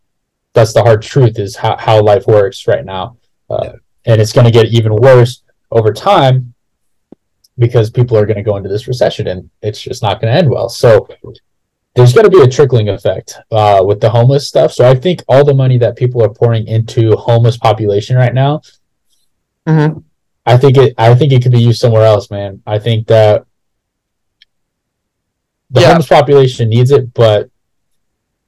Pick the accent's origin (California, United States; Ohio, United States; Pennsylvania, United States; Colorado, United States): California, United States; Los Angeles; I'm from Los Angeles